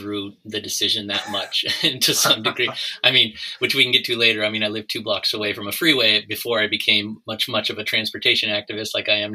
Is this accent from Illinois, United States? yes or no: no; near Long Beach, Southern California, United States; moved away as an adult; also born or lived in Santa Barbara, California; now in Portland, United States; I grew up more in Southern California, so about 30 minutes south of Los Angeles, near like Long Beach, California